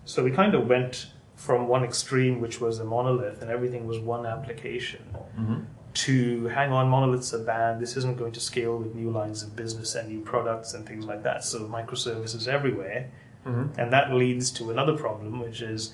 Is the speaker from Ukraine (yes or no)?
no; Sri Lanka; now in San Francisco, United States; So I grew up in Sri Lanka, and in Sri Lanka, in the mid 90s